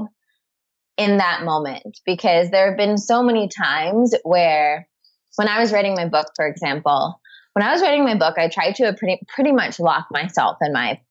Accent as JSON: {"language": "English", "region": "around New York City", "country": "United States", "tie": "born or raised there", "moved": "as an adult", "lives_now": "Santa Monica, United States", "said": "growing up in, you know, around New York City"}